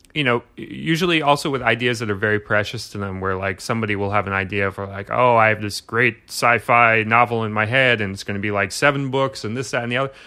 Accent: New York City, New York, United States; I grew up in Brooklyn.

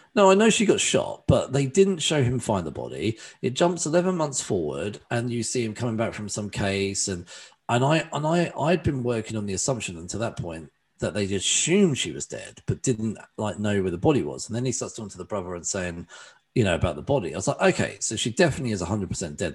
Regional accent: England, United Kingdom; being an Englishman

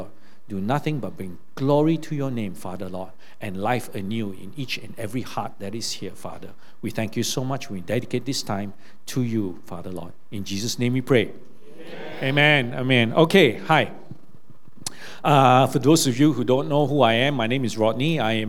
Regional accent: Australia; born there; I didn't have to pay any university fees because I was born in Australia.

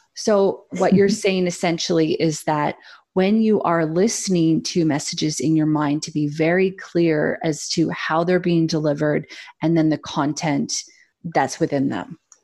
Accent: Canada; as a Canadian

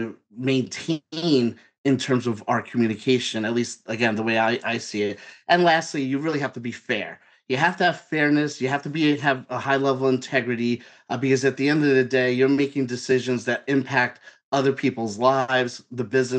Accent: New York City, New York, United States; I'm from Brooklyn. I'm born in New York. I'm a New Yorker

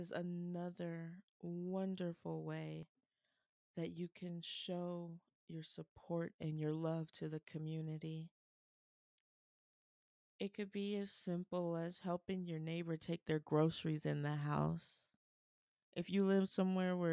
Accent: Columbus, Ohio, United States; my hometown of Columbus, Ohio

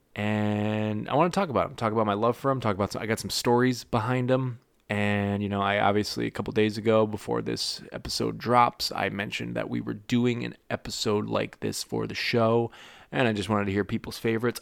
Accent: United States; now in Florida, United States; I'm an American living in Florida

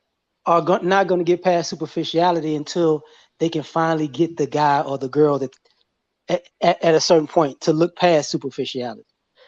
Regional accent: New Orleans, Louisiana, United States; also born or lived in DMV / Chicago; I grew up in New Orleans, the DMV, and Chicago as a kid, to a teenager, right?

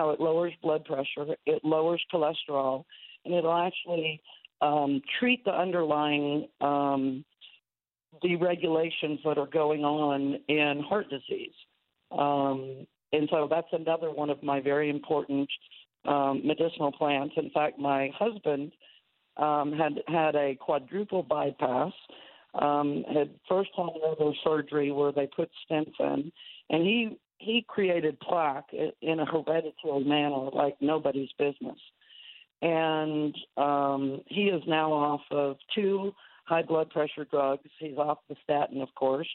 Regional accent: Houston, Texas, United States; I grew up in Houston

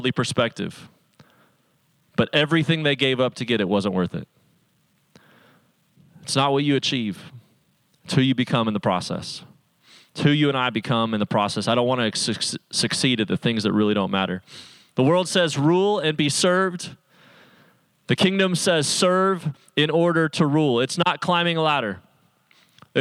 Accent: Salt Lake City, Utah, United States; I grew up in Salt Lake City, Utah, as one of very few Christians among a whole lot of people that were Mormon

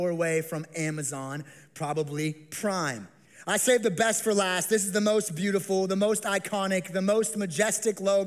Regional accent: Las Vegas, Nevada, United States; I grew up here in the Las Vegas Valley

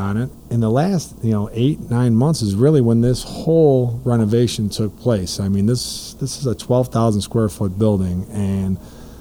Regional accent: Blue Island, Illinois, United States; as a kid growing up in Blue Island

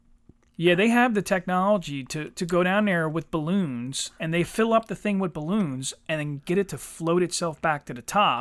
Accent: United States

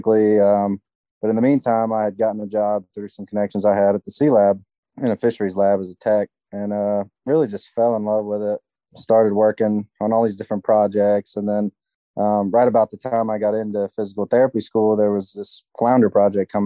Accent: Mobile, Alabama, United States; I grew up in Mobile, Alabama, which is the major city that's about 30 miles north of Dauphin Island

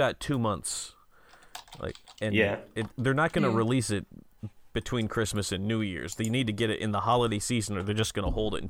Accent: United States; moved away; I am an American, but I was in the military, overseas

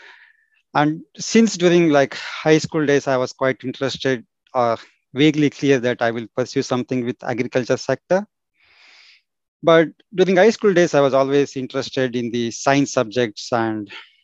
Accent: southern India, India; moved away as an adult; also born or lived in Belgium; now in United Kingdom; I'm from India, particularly in southern part of India

